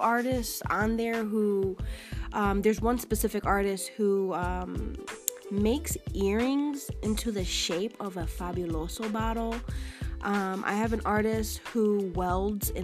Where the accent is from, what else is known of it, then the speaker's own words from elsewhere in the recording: Connecticut, United States; moved away as an adult; now in Philadelphia, United States; I'm not from Philly. I just moved here. So I want to give a shout out to somebody from my home state of Connecticut.